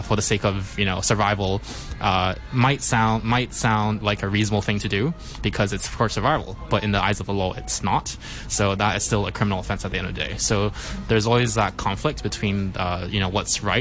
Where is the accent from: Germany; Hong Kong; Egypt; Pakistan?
Hong Kong; I was born and raised in Hong Kong.